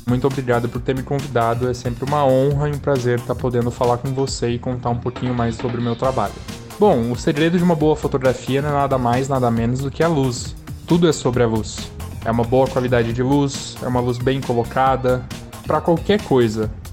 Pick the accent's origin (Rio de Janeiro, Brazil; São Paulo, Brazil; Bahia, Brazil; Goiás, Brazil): São Paulo, Brazil; Piracicaba; Eu sou de Piracicaba